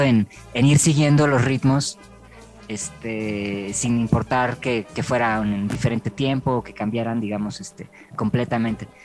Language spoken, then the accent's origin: Spanish; Mexico; Acá en México nos cuesta mucho trabajo mover la cadera